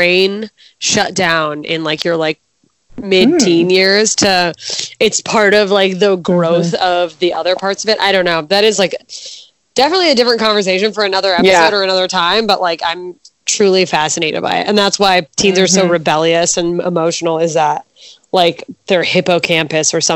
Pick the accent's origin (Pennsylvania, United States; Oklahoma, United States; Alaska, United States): Alaska, United States; moved away; I'm from Alaska, so that's what people were wearing up there